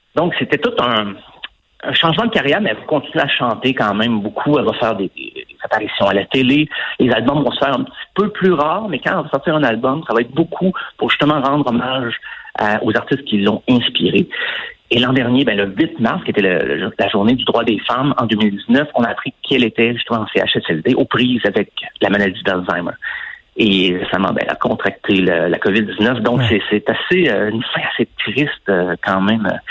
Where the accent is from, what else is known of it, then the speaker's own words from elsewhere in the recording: Saint-Claude, near Asbestos, Quebec, Canada; mon coin de pays, en fait, euh, Saint-Claude, qui est juste à côté d'Asbestos